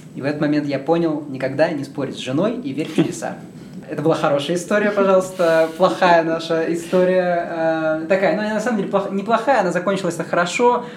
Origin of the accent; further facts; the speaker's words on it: Yekaterinburg, Sverdlovsk Oblast, Russia; moved away as an adult; also born or lived in New York / Santa Cruz, California; я сам родился в Екатеринбурге